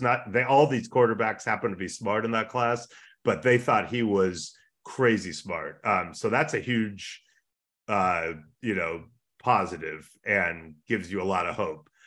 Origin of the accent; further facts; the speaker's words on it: Los Angeles, California, United States; also born or lived in San Francisco; I grew up a forty-niner fan, but in L